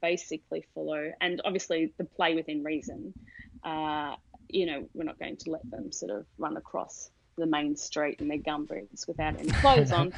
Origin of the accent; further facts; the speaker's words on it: Australia; moved away as an adult; now in San Diego, United States; from the accent, you'd pick that I'm from Australia originally